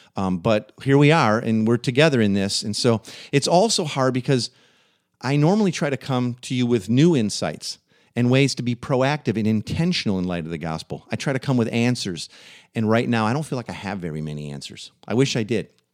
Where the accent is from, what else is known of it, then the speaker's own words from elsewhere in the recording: Waukegan, Illinois, United States; the town I grew up in, Waukegan, Illinois